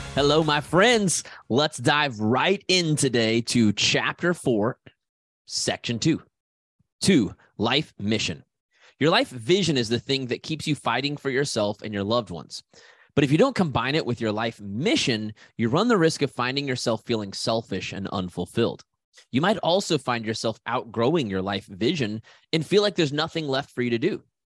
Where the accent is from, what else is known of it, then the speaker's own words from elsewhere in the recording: Haysville, Kansas, United States; I'm a kid from Hayesville, Kansas